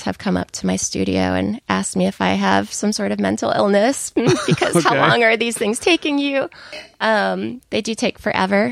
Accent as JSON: {"language": "English", "region": "Southern Connecticut", "country": "United States", "tie": "born or raised there", "also_born_or_lived": "Boston", "moved": "as an adult", "lives_now": "Austin, United States", "said": "So I grew up in Southern Connecticut, about an hour from Manhattan."}